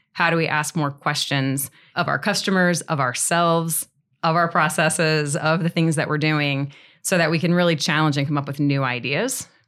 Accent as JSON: {"language": "English", "region": "Northeast Missouri", "country": "United States", "also_born_or_lived": "Saint Louis, Missouri", "moved": "as an adult", "said": "I'm from Northeast Missouri originally, so moved to Saint Louis afterwards"}